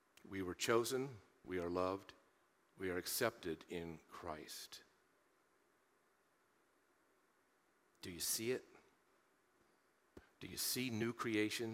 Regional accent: Marion, Ohio, United States; growing up in Central Ohio, Marion, Ohio, my hometown

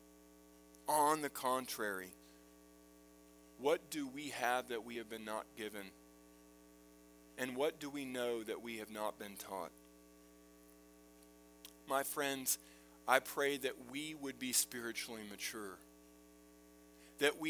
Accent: United States; Being born in this country

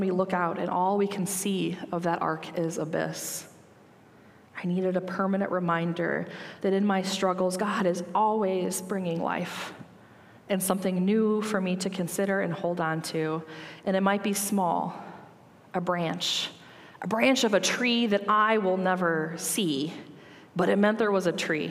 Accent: Sandwich, Illinois, United States; moved away as an adult; also born or lived in Washington, D.C.; I grew up in Sandwich, Illinois

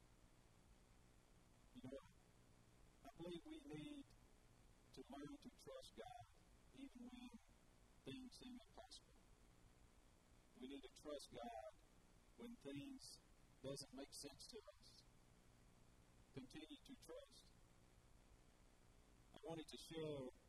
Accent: Milan, Tennessee, United States; After we were born, we grew up in Miami, Tennessee, and that's where I'm from

